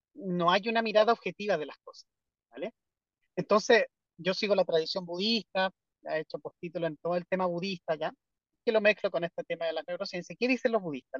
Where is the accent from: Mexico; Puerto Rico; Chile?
Chile; also born or lived in Europe; yo me fui prácticamente recién titulado de Chile. Y trabajé en Europa cinco años, seis, no, como más años, como siete años. Y me devolví a Chile a trabajar